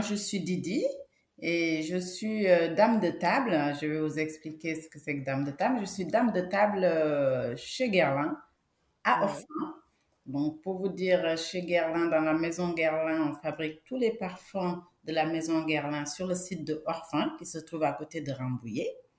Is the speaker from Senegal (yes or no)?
yes; Senegal; now in France; je suis née en Afrique, je suis sénégalaise, d'origine du Sénégal. Et au Sénégal, il y a un parfum que mettait mon grand-père